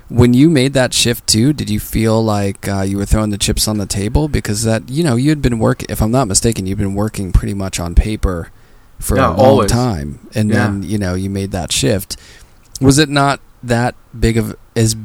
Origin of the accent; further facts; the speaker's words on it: Pittsburgh, Pennsylvania, United States; moved away; also born or lived in New York City; I'm from Pittsburgh